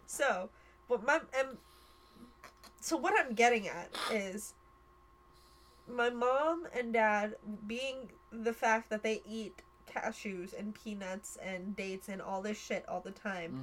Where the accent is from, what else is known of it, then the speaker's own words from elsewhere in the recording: United States; I was born in America